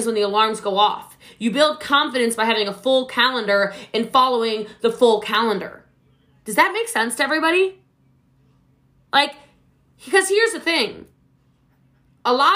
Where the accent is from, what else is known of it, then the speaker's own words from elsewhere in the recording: Maryland, United States; now in Texas, United States; I'm from Maryland originally. I live in Texas